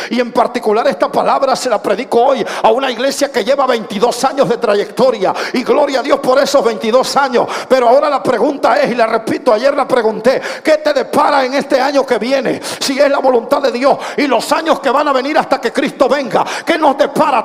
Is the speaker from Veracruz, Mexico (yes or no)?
yes; Minatitlán, Veracruz, Mexico; más minatitleco que el pescado que se pesca ahí en el río Coatzacoalcos